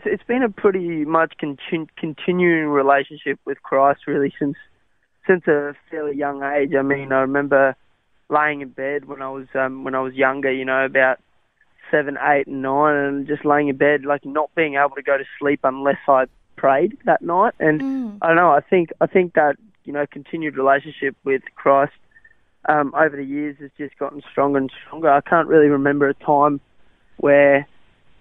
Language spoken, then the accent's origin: English; Australia; first language Afrikaans; English is a second language; also born or lived in South Africa; I learned English sort of as we were... as I was growing up in Australia and with the Australian slang. And so that's kind of why I don't have the South African accent